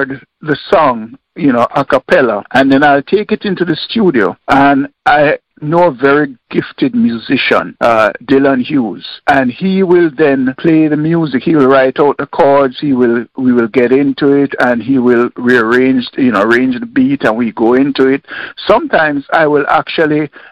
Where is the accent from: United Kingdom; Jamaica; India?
Jamaica; Kingston; I was born and raised in Kingston, Jamaica